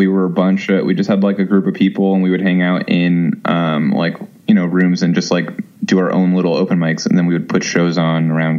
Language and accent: English; Valley Stream, New York, United States; I'm from Long Island. I'm from Valley Stream.